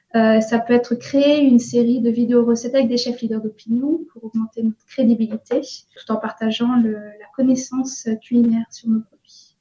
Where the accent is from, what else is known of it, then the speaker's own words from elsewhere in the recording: Breton, Brittany, France; moved away as an adult; also born or lived in Cologne, Germany / Sendai, Japan; now in Tokyo, Japan; Je suis bretonne, j'ai 37 ans et ça fait presque 10 ans maintenant que je vis au Japon.